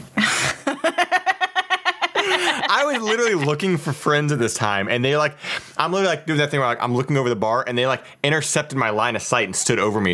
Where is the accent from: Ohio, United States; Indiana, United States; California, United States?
Ohio, United States; moved away; I'm originally from Ohio